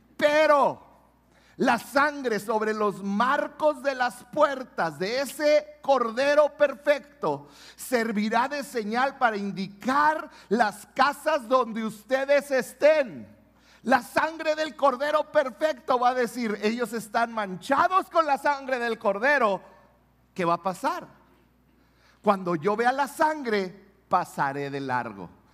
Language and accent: Spanish; Mexico; los mexicanos celebramos la Pascua